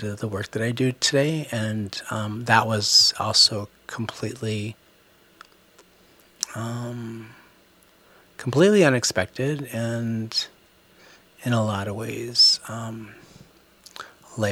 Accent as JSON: {"language": "English", "town": "Minneapolis", "region": "Minnesota", "country": "United States", "tie": "born or raised there", "also_born_or_lived": "Milwaukee, Wisconsin", "said": "I was born and raised in South Minneapolis. And I lived in this area for my entire life"}